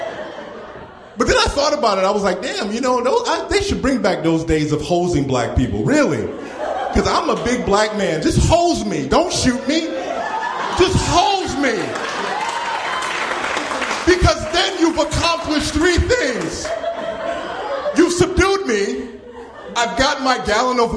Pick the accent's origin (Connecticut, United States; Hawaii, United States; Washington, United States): Connecticut, United States; New Haven; now in California, United States; I am originally from New Haven, Connecticut